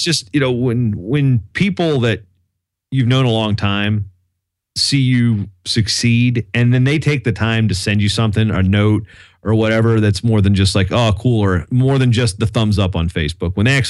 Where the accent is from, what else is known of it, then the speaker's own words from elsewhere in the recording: Virginia, United States; my hometown paper back in Virginia, they ran a story on me about it